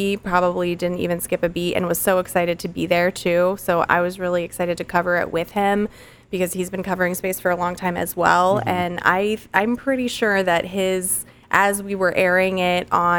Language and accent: English; the Space Center, Florida, United States; Growing up on the Space Center